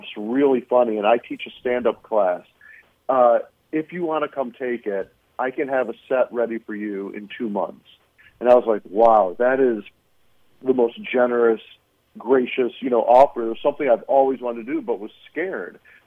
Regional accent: Flint, Michigan, United States; moved away as an adult; also born or lived in San Francisco; I grew up in Flint, Michigan, where much of the movie is based.

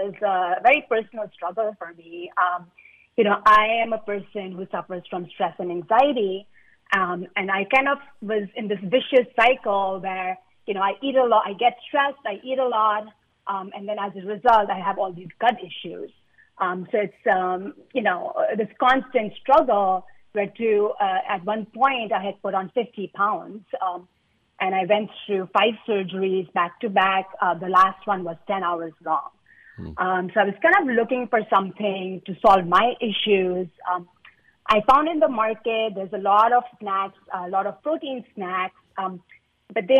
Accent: India; I'm Indian

